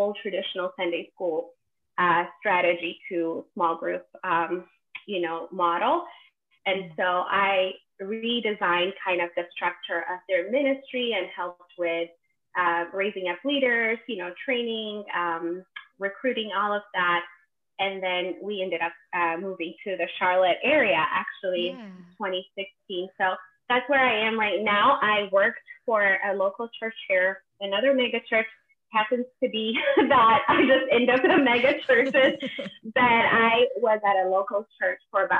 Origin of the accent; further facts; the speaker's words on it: Ethiopia; moved away as an adult; now in United States; I am originally from Ethiopia, born and raised, and I moved to the States at 19